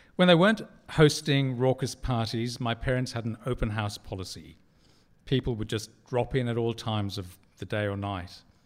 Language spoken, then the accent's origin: English; Durban, KwaZulu-Natal, South Africa; now in Sydney, Australia; When I was a child growing up in Durban on the east coast of South Africa